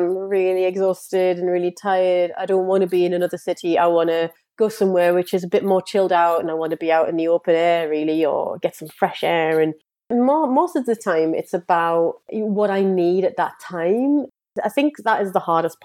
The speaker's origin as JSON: {"language": "English", "country": "United Kingdom", "said": "I am British."}